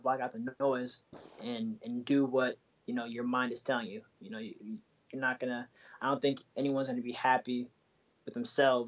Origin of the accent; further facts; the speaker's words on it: Bay Area, California, United States; now in Washington, DC, United States; I'm originally from the Bay Area